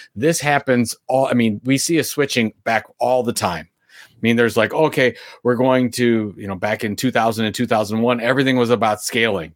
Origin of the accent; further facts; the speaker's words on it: Sandusky, Ohio, United States; my hometown of Sandusky, Ohio